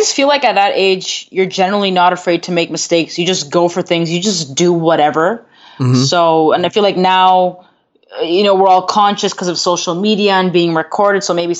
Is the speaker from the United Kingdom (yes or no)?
no; Toronto, Ontario, Canada; Yes. Born and raised.